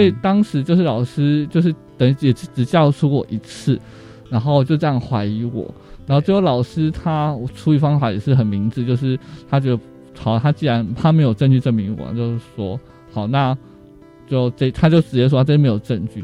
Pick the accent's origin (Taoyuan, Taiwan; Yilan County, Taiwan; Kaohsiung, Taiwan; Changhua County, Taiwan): Changhua County, Taiwan; 我是彰化人，然后我念的是彰化县的阳明国中跟民生国小